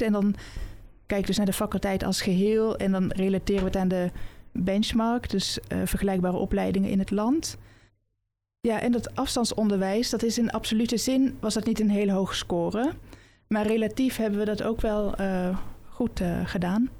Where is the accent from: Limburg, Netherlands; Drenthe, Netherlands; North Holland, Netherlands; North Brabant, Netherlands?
North Brabant, Netherlands; Oosterhout; also born or lived in Nijmegen; now in Amsterdam, Netherlands; geboren en opgegroeid in Oosterhout, nabij Breda